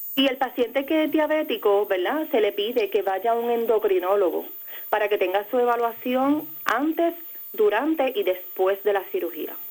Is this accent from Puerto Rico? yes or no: yes; Peñuelas, Puerto Rico; yo soy naturalmente de Ponce, en el pueblo de Peñuela